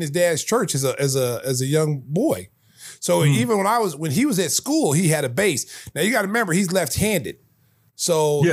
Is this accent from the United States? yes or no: yes; Oklahoma, United States; I was from Oklahoma